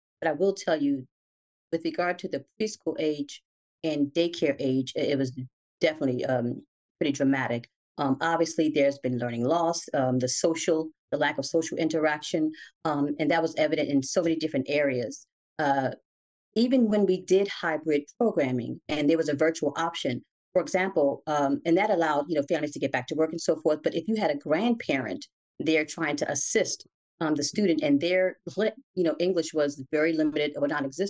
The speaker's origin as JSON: {"language": "English", "town": "Newark", "region": "New Jersey", "country": "United States", "tie": "born or raised there", "said": "In Newark, West Ward."}